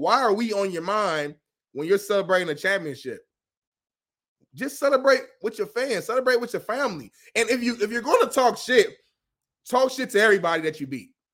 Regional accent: Indiana, United States; I'm from Indiana

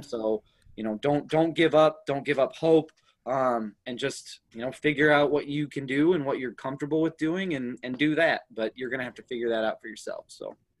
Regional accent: Minneapolis, Minnesota, United States; also born or lived in Baltimore, Maryland / Houston, Texas; I lived in Houston for about four years before we moved up to the Twin Cities. So Twin Cities has always been home for me

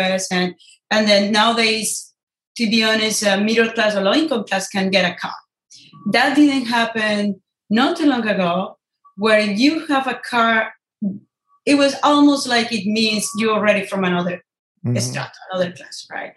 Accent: Ibagué, Tolima, Colombia; now in San Francisco, United States; I grew up in Estrato Uno, which is, you know, a very low-income family area in Ibagué

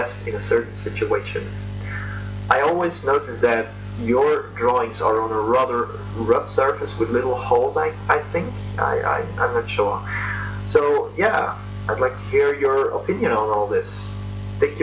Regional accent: Belgium; I'm from Belgium

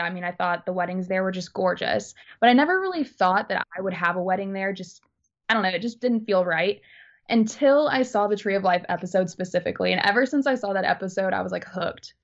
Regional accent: Alabama, United States; I'm from Alabama, but a lot of my family lives in Indiana

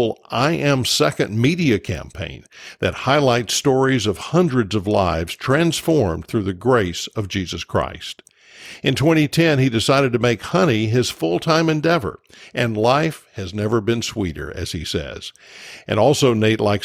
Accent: Georgia, United States; I grew up in Georgia.

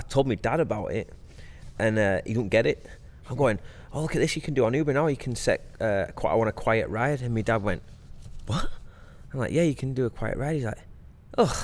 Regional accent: Blackburn, North West England, United Kingdom; moved away as an adult; now in United States

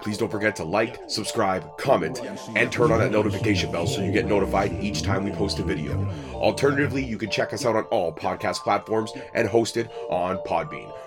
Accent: Scotland, United Kingdom; I am Scottish.

